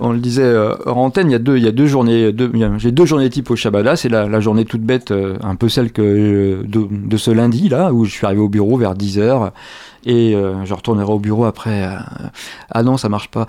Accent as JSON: {"language": "French", "town": "Angers", "region": "Pays de la Loire", "country": "France", "tie": "born or raised there", "said": "avant j'étais étudiant à l'université d'Angers et avant lycéen à David d'Angers. Je suis d'Angers, il n'y a pas de doute"}